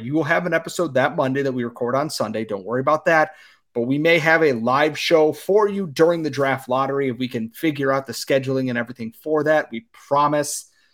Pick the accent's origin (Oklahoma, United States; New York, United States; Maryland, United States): New York, United States; Western; I am from Western New York